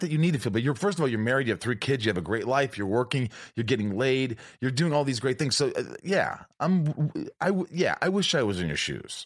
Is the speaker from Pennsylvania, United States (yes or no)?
no; Indiana, United States; now in California, United States; I grew up in Indiana